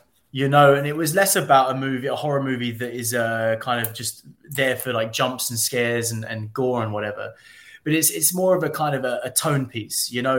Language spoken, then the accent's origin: English; United Kingdom; a lot of people would think that I'm American and kind of shocked when I'm British, especially at Comic-Cons.